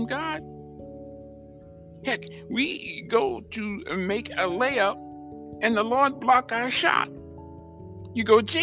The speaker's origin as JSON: {"language": "English", "country": "United States", "said": "we, as American people"}